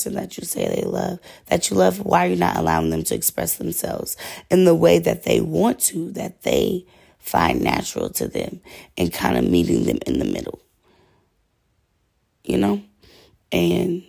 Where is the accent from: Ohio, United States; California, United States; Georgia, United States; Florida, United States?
Georgia, United States; I'm from Georgia. Like, and then it's crazy because I'm not even really from Georgia. I'm first generation Georgian